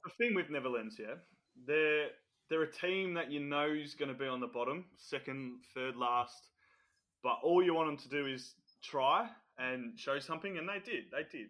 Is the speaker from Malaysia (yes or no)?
no; Australia; I'm Australian